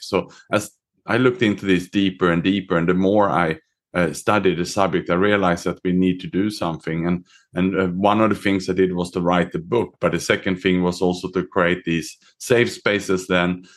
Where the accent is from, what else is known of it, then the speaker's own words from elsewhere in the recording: Sweden; moved away; also born or lived in Australia / Southeast Asia; I was born myself in Sweden. I was educated in Australia